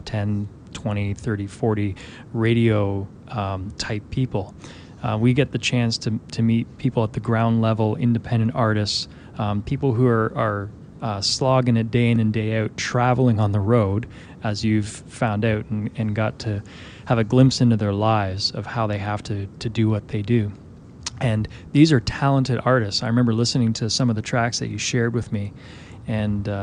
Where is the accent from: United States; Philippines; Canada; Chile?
Canada; I'm from Canada